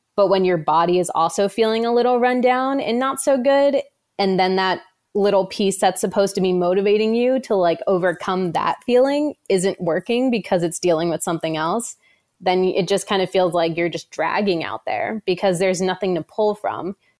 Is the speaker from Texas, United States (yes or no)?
no; New Jersey, United States; moved away; I am originally from New Jersey